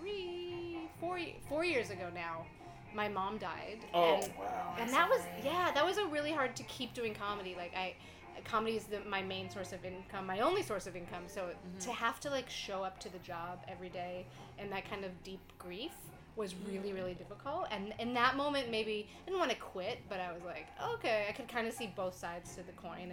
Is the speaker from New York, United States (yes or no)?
yes; around Syracuse or Ithaca, upstate New York, United States; also born or lived in Montreal, Canada; now in Toronto, Canada; I grew up in upstate New York, but I live in Canada